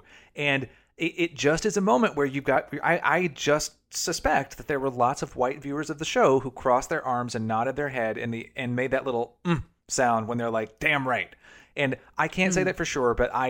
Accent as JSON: {"language": "English", "region": "the South", "country": "United States", "tie": "born or raised there", "moved": "yes", "lives_now": "New York, United States", "said": "I grew up in the South"}